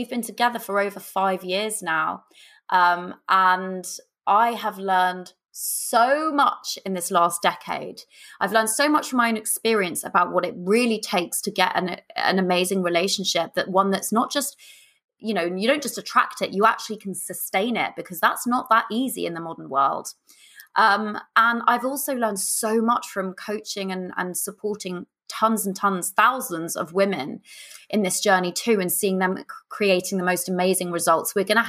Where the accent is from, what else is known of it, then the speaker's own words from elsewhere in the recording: Kingston upon Thames, London, United Kingdom; So growing up, I grew up in Southwest London in a place called Kingston upon Thames.